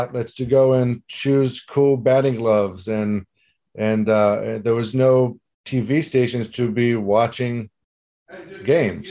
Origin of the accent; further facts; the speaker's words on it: Israel; moved away; growing up in Israel